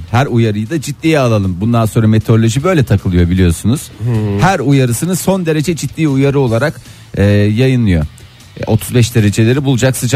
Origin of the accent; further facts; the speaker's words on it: Eskişehir, Turkey; Biz eski Eskişehirliyiz. Eski Eskişehirliyiz.